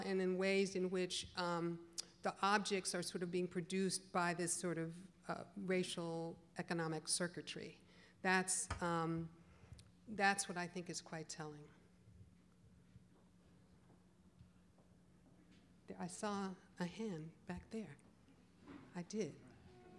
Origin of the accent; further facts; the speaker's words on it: Chicago, Illinois, United States; moved away; I'm from the Midwest originally, I'm from Chicago, so it's right up the road